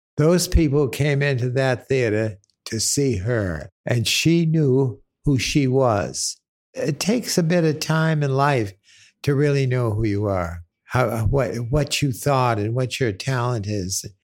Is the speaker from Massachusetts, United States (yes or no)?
yes; Boston, Massachusetts, United States; I grew up in Boston